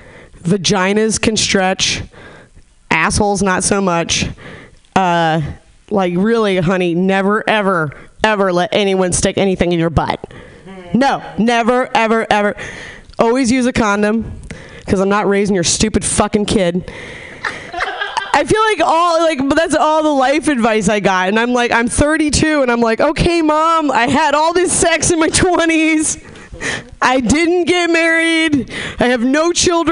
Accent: Nevada City, California, United States; born or raised there; moved away

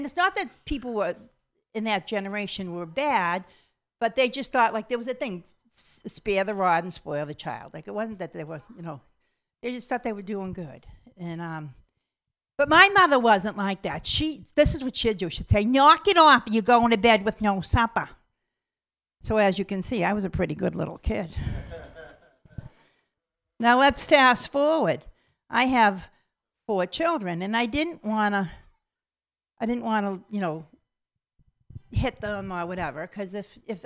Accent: Boston, Massachusetts, United States; I'm from Boston, Massachusetts.

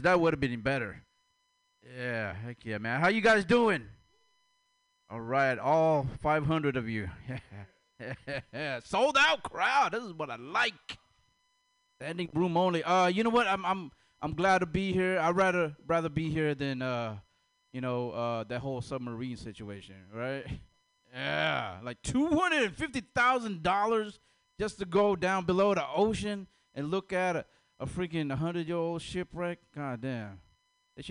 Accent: Stockton, California, United States; I'm from Stockton.

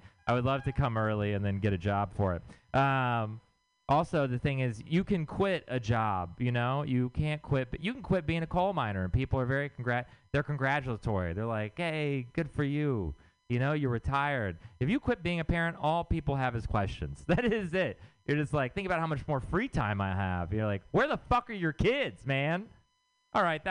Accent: Texas, United States; moved away; I'm from Texas

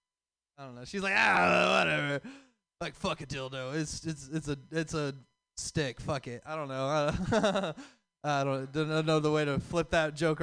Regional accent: Texas, United States; now in California, United States; I'm from Texas

